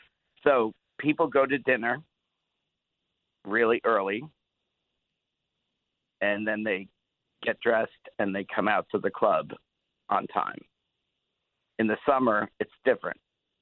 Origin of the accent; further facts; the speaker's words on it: New York, United States; Just because I grew up in New York.